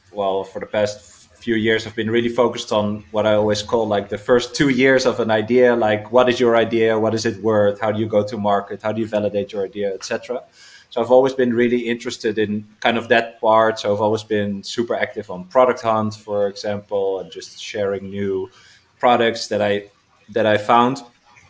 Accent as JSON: {"language": "English", "country": "Netherlands", "said": "I'm from the Netherlands, based there"}